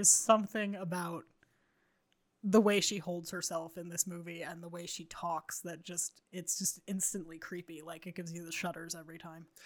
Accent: United States; as a five-year-old American child.

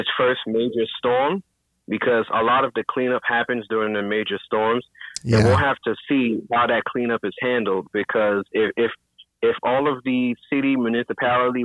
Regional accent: New York, United States; So I'm from New York

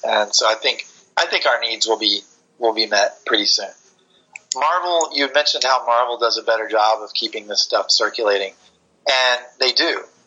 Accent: Florida, United States; I grew up in Florida

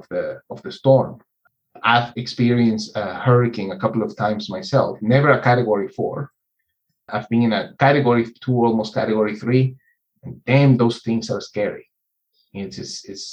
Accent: Venezuela; I grew up in Venezuela's largest oil town

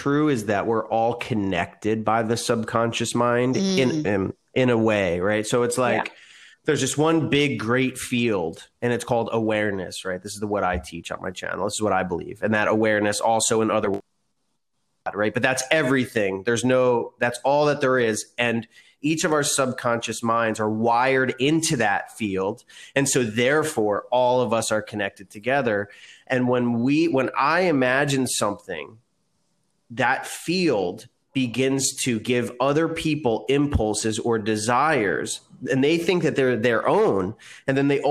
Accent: South River, New Jersey, United States; I grew up in New Jersey in a small town called South River

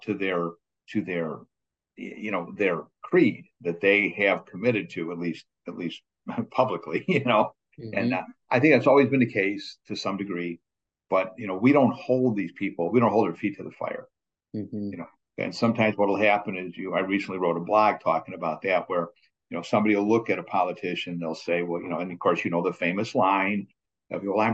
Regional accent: Chicago, Illinois, United States; now in New Jersey, United States; I'm a Chicagoan originally

